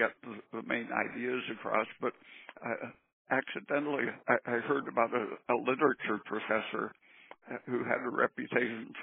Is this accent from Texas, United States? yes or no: no; Oregon, United States; also born or lived in San Diego, California; I was about 8 years old. We moved to Oregon from San Diego, and I had a couple of years at a very tiny school.